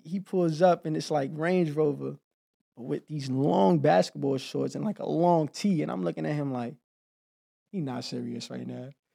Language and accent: English; New York City, New York, United States; moved away as an adult; I grew up in Harlem